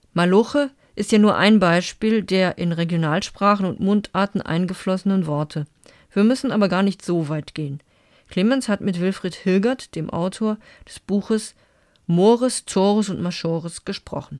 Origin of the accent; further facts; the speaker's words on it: Saarland, Germany; als Saarländerin